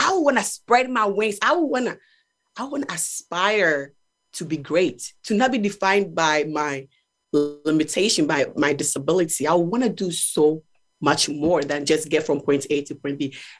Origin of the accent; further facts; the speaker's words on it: Ghana; So growing up in Ghana, I experienced individuals who had mobility issues, right?